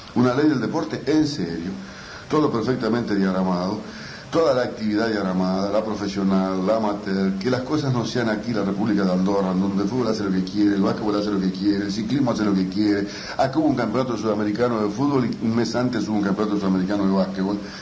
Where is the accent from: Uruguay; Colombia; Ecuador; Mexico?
Uruguay; somos uruguayos